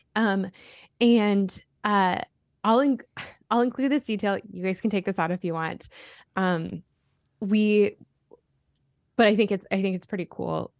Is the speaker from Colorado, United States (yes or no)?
yes; Colorado, United States; growing up in Colorado